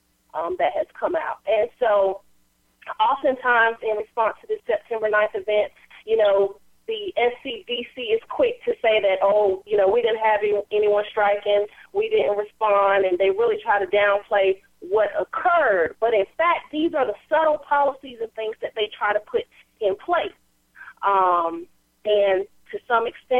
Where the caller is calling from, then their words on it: North Carolina, United States; calling out of North Carolina